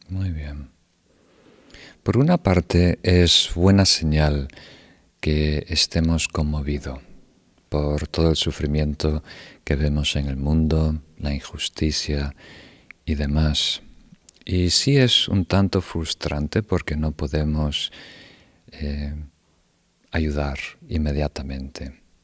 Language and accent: Spanish; Uruguay; donde yo crecí en Uruguay